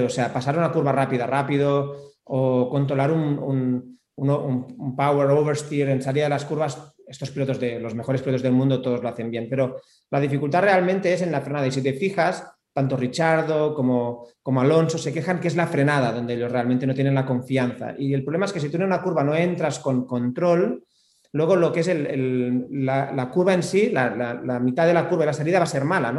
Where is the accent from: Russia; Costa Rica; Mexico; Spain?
Spain; aquí en España